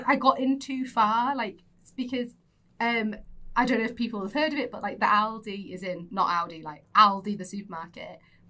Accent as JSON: {"language": "English", "town": "Windermere", "region": "North West England", "country": "United Kingdom", "tie": "born or raised there", "also_born_or_lived": "Kendal"}